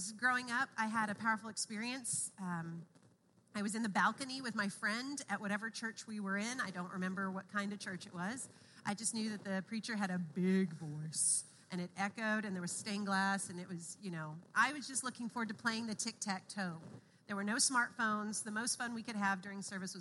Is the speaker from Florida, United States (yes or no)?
no; Arkansas, United States; now in Allen, United States; I grew up in Arkansas